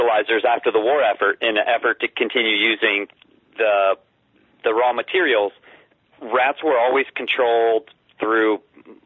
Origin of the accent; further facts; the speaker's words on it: the South, United States; I grew up in the South in the real religious community